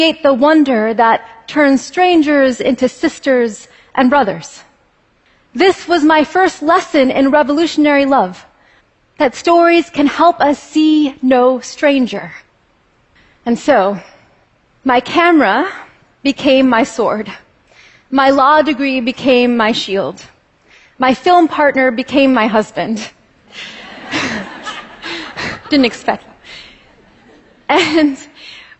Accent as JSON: {"language": "English", "region": "California", "country": "United States", "tie": "born or raised there"}